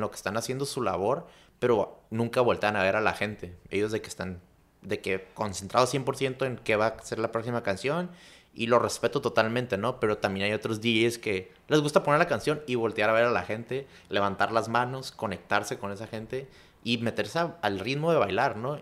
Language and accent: Spanish; Chula Vista, California, United States; me fui a, a, Chulavista en cuarto de primaria